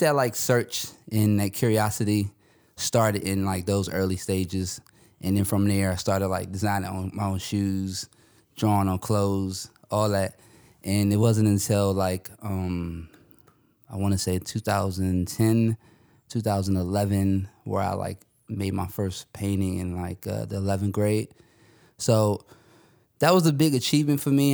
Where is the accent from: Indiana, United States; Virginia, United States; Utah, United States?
Virginia, United States; Northern; also born or lived in Louisiana; I'm from the Northern Virginia area.